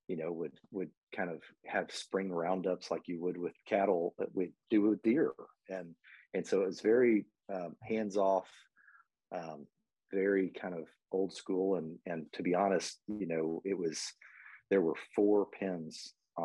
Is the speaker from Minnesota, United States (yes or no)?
no; Dallas, Texas, United States; also born or lived in Abilene, Texas; We moved to Dallas when I was a child